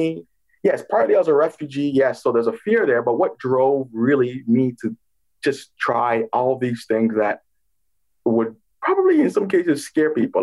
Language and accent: English; Toronto, Ontario, Canada; also born or lived in Ghana; So I grew up in Toronto, Canada. I was born in the West African country of Ghana.